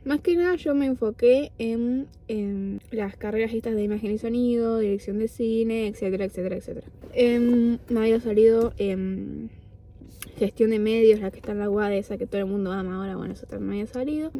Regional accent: Argentina; moved away as an adult; now in Buenos Aires, Argentina; yo ya hacía teatro acá en mi pueblo, después cuando me mudé a Buenos Aires

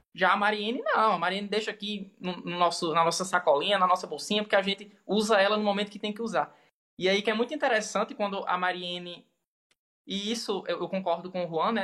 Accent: Caicó, Rio Grande do Norte, Brazil; eu sou daqui de Caicó, né, interior do Rio Grande do Norte.

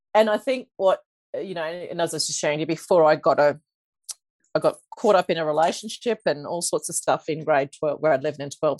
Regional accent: Toowoomba, Queensland, Australia; I grew up in Toowoomba

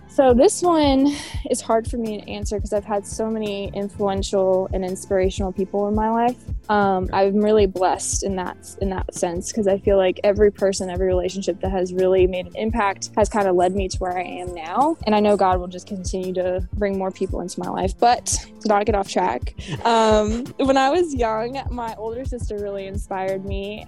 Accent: Roanoke, Virginia, United States; moved away as an adult; now in Charlotte, United States; I am originally from Roanoke, Virginia. I was not born there, but I spent most of my life living there.

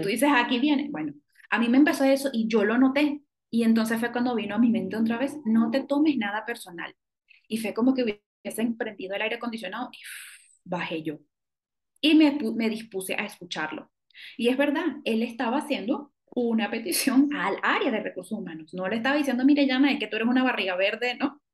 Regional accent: Venezuela; moved away as an adult; now in Mexico; yo soy venezolana

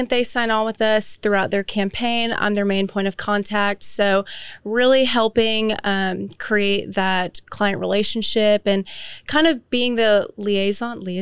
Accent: Frisco, Texas, United States; also born or lived in Michigan / Oklahoma; I am from Frisco, Texas. I was originally born in Michigan, but I moved to Frisco when I was in elementary school. So that's basically where I grew up

